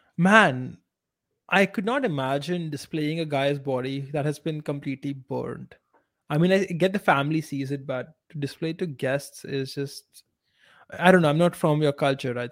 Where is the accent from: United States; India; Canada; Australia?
India